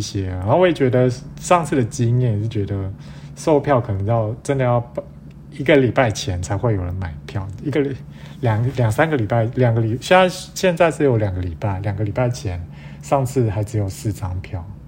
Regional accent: Miaoli County, Taiwan; 我是苗栗人

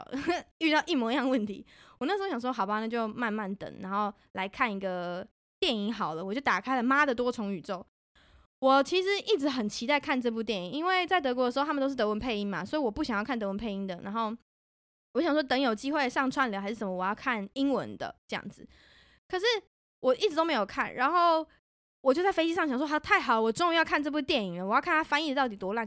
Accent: Taipei, Taiwan; now in Germany; 我家住蓝线

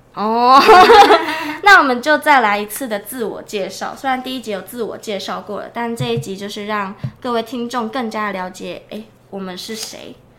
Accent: Changhua County, Taiwan; now in Kaohsiung, Taiwan; 我是彰化人，但自己住在高雄

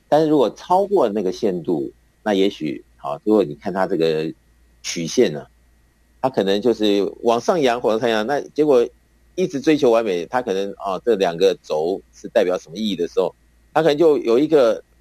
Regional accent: Taiwan; 我们台湾的男生啊，那个出了校门以后就要这个服兵役

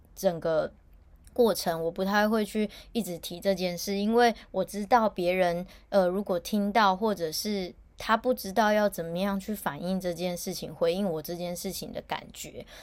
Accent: Taichung, Taiwan; moved away as an adult; now in Taipei, Taiwan; 因为我本身是台中人，但是我长期都住在台北，因为工作的关系

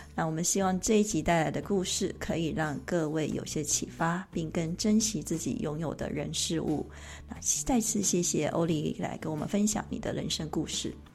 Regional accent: Taiwan; now in Switzerland; 你看我们台湾人就是好客

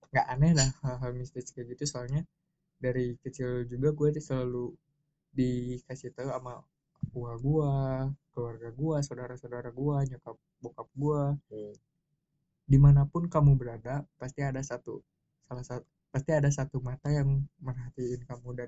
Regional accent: Java, Indonesia; gue berhubung orang Jawa dan keluarga gue dan daerah kampung gue itu masih kental hal yang begitu

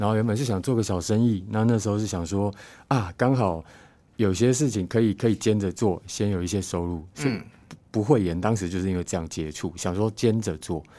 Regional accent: Hualien County, Taiwan; moved away as an adult; now in Changhua, Taiwan; 当时我搬来彰化嘛，我是花莲人

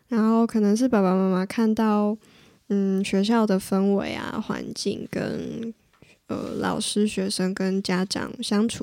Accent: Shulin, then Huayuan New Town, New Taipei, Taiwan; 我小时候住在树林

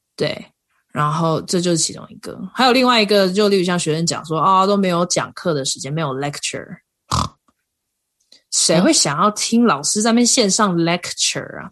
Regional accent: Kaohsiung, Taiwan; moved away as an adult; now in Colorado, United States; 因为我是高雄人嘛，所以高雄常嗯。常也是大太阳

